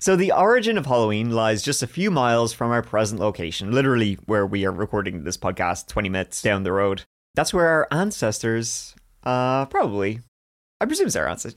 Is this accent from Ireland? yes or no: yes; Ireland; We're both Irish